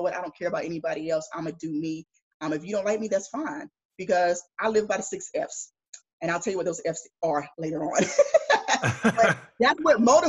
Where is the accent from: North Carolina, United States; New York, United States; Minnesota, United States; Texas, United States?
North Carolina, United States; Greensboro; moved away as an adult; I grew up in Greensboro, North Carolina.